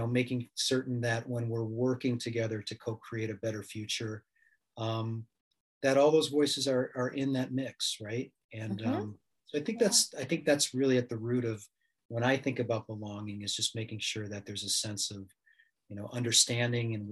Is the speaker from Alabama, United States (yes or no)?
no; Chicago, Illinois, United States; moved away as an adult; I'm from Chicago originally